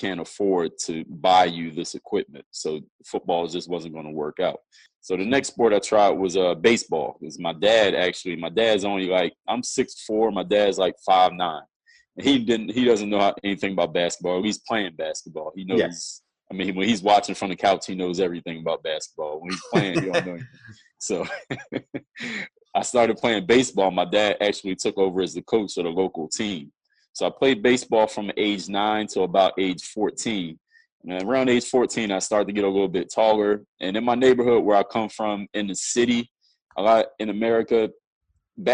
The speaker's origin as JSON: {"language": "English", "town": "Philadelphia", "region": "Pennsylvania", "country": "United States", "tie": "born or raised there", "said": "I'm originally from Philadelphia, Pennsylvania. That's where I was born and raised."}